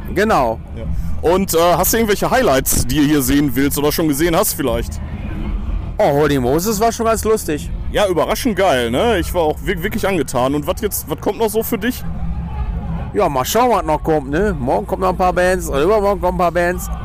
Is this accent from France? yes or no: no; Ruhr area, North Rhine-Westphalia, Germany; wir kommen auch aus dem Ruhrpott